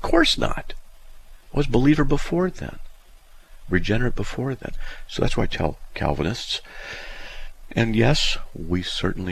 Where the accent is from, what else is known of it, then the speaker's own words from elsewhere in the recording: Southern California, United States; I grew up in Southern California